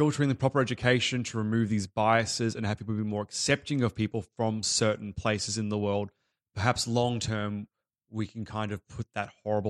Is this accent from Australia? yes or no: yes; Australia; I was born in Australia, raised, went to Australian school. Like, so I have been fully assimilated